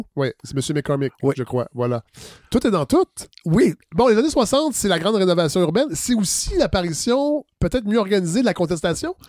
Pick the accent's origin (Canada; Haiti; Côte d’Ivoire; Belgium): Canada; Saint-Hyacinthe, Quebec; Je suis natif de Saint-Hyacinthe